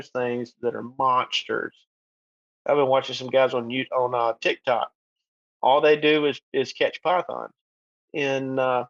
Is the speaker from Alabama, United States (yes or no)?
yes; southern Alabama, United States; I helped the state of Alabama and Auburn University trap black bears here in my hometown.